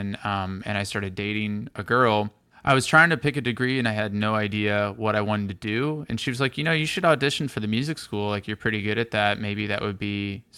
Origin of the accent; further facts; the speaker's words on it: St. Louis, Missouri, United States; now in New York, United States; I'm from St. Louis